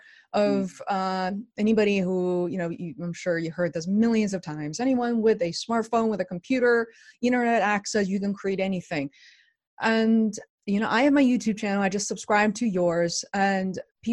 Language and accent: English; Beijing, China; moved away as an adult; now in United States; I didn't come to the US until around 2000. And so I grew up in China, in Beijing